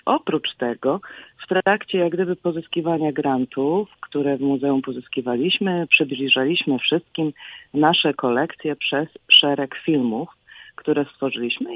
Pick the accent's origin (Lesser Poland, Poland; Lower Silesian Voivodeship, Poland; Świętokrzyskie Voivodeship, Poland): Świętokrzyskie Voivodeship, Poland; Bogoria; now in United States; pochodzę z Bogori w Świętokrzyskich Górach